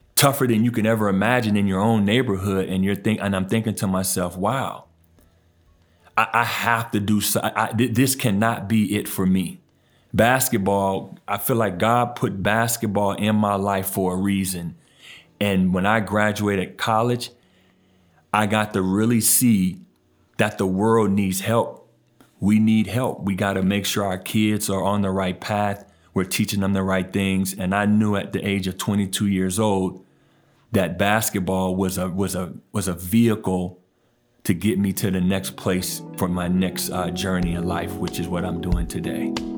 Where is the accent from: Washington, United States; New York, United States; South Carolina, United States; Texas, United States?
Washington, United States; Tacoma; born or raised there; moved away as an adult; also born or lived in New Orleans, Louisiana / Roseburg, Oregon / Idaho; now in Portland, United States